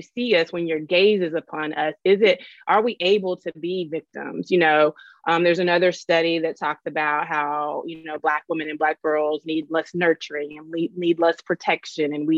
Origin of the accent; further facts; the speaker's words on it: Louisville, Kentucky, United States; I'm from Louisville. And I haven't always lived here, but I'm from here